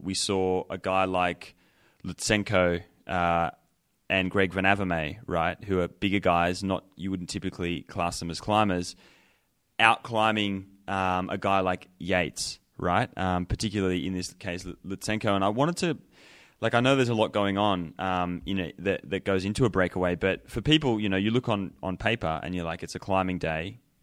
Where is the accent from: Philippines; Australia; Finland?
Australia; now in Colorado, United States